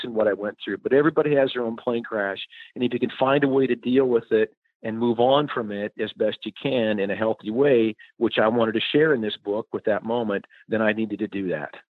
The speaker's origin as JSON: {"language": "English", "town": "Madison", "region": "South Dakota", "country": "United States", "tie": "born or raised there", "moved": "yes", "said": "growing up in Madison, population 7,000 or so"}